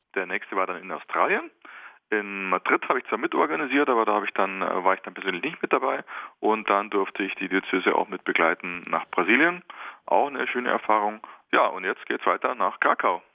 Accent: Germany; bei uns in Deutschland

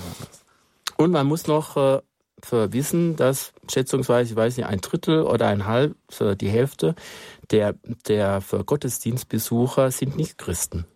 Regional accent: Germany; als Deutscher

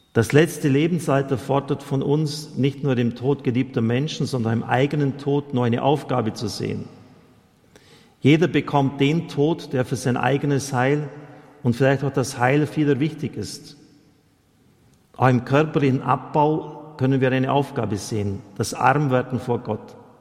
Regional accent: Germany

